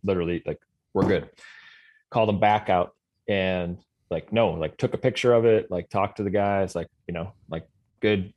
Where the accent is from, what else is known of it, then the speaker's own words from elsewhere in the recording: Sioux Falls, South Dakota, United States; moved away as an adult; also born or lived in Iowa / Colorado / Montana; now in Fargo, United States; born in South Dakota, grew up in Sioux Falls